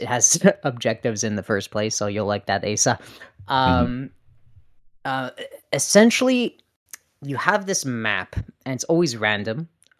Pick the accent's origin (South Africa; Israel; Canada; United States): Canada; At least I'm honest. I'm also a Canadian.